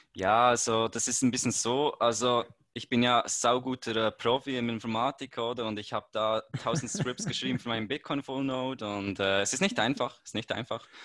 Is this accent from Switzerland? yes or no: yes; Switzerland; ich komme aus der Schweiz